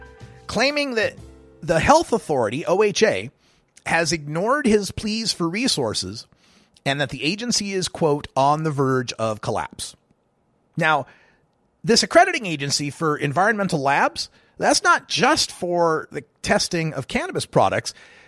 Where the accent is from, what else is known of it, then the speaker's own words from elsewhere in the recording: Oregon, United States; we talk about my home state of Oregon and testing laboratories.